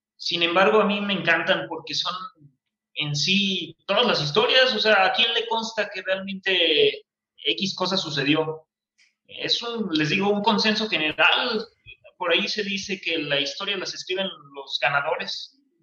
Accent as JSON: {"language": "Spanish", "country": "Mexico", "said": "nosotros como mexicanos"}